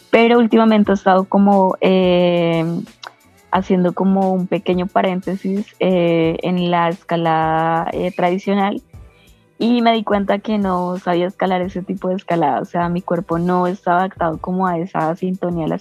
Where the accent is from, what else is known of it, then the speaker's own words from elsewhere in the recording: Ibagué, Tolima, Colombia; colombiana, nací en una ciudad que se llama Ibagué. Es la ciudad, eh, digamos, como amortiguador del Parque Nacional Natural de los Nevados, el Nevado del Tolima, es como el pie de ruta eh, en mi ciudad.